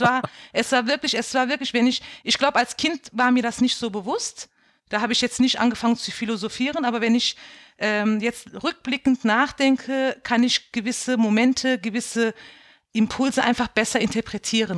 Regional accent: Bendorf, Rhineland-Palatinate, Germany; now in Mainz, Germany; Ich bin auch in einem äh, Ort aufgewachsen in Bendorf, wo halt nur türkische Gastarbeiter gewohnt haben

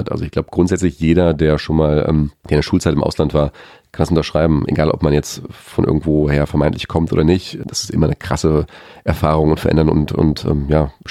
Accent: Australia; hast immer gesagt, ich bin Australier. Und die sagen, nein, du bist einfach nur eine Kartoffel.

